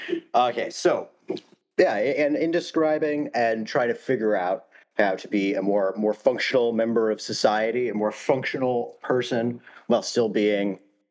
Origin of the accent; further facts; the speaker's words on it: Ohio, United States; we're both from Ohio.